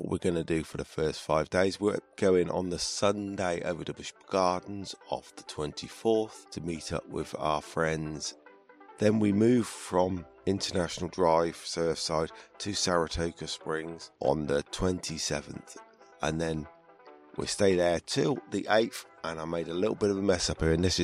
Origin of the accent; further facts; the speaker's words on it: United Kingdom; as a Brit